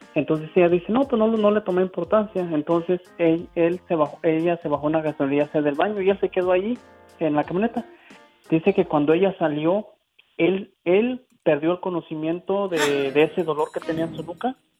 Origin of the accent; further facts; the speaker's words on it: Guanajuato, Mexico; now in Kalamazoo, United States; soy originario de Guanajuato y aquí radico en Michigan.